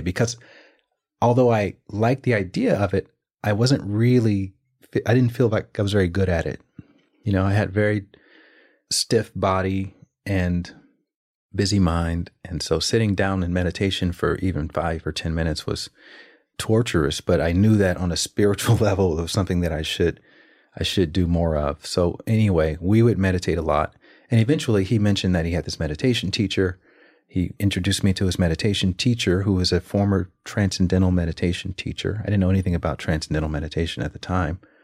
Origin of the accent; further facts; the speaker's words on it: Alabama, United States; moved away; also born or lived in New York / Los Angeles; I'm from Alabama